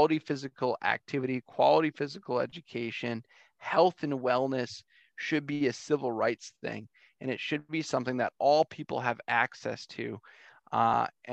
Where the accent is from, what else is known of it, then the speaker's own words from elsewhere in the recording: St. Clair Shores, Michigan, United States; moved away as an adult; also born or lived in Detroit, Michigan; I'm an East Sider. I grew up in St. Clair Shores